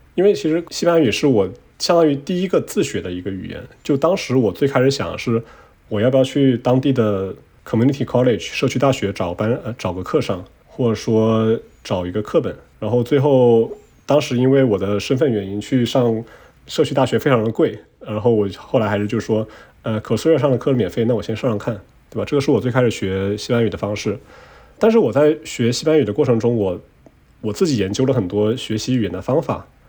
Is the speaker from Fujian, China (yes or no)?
yes; Quanzhou, Fujian, China; first language Chinese; moved away; 我老家泉州是海上丝绸之路的起点嘛。然后，但是我老家啊。我们讲的方言叫做闽南语